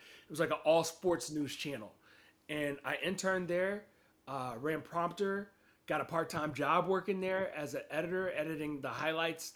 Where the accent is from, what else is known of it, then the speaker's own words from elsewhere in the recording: Huntsville, Alabama, United States; moved away as an adult; also born or lived in Cincinnati; I'm from Huntsville, Alabama, a.k.a. the Rocket City, the hockey capital of the South, all those things. It's a nice little city in northern Alabama, about an hour and a half south of Nashville, hour and a half north of Birmingham, Alabama. And that's where I grew up.